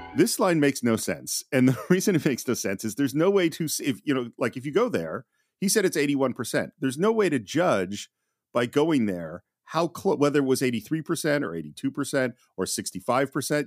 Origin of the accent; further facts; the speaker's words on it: San Francisco Bay Area, California, United States; I'm from the San Francisco Bay Area.